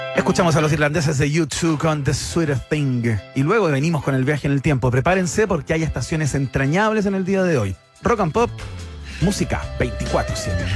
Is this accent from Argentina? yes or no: no; Chile; somos chilenos